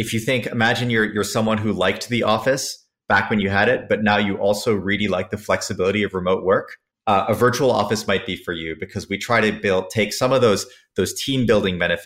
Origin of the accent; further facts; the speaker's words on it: Switzerland; also born or lived in San Francisco; now in New York, United States; I grew up in Switzerland, came to the States because I loved American airplanes and wanted to work on those